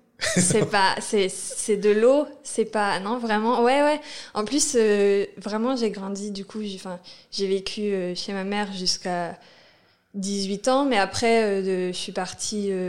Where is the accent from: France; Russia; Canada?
France; Normandy; En Normandie, dans l'Eure. Euh, là où il n'y a presque pas de ville, mais un peu quand même.